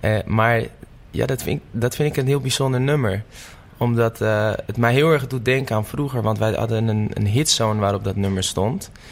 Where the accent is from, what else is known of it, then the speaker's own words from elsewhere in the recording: Amsterdam, North Holland, Netherlands; in de staatsliedenbuurt woon ik. Oh, oké. Dus op de buurt waar ik geboren ben.